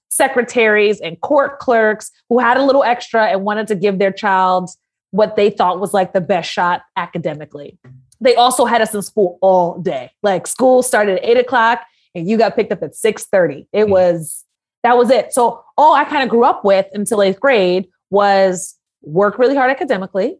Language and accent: English; New York City, New York, United States; I grew up in Harlem after my family got out of the military. So I'm originally from Harlem